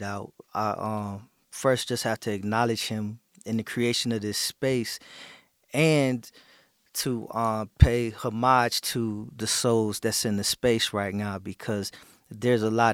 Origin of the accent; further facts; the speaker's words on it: Akron, Ohio, United States; I ain't from Cleveland, I'm from Akron